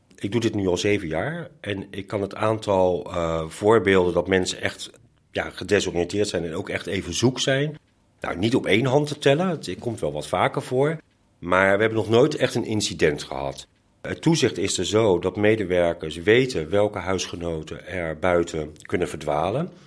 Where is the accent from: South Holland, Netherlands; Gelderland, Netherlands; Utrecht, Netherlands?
South Holland, Netherlands; Delft; ik ben een Delftenaar en mijn partner ook